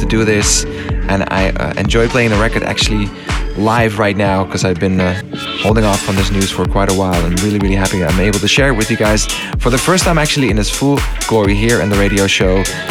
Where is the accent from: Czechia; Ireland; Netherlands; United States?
Netherlands; my home country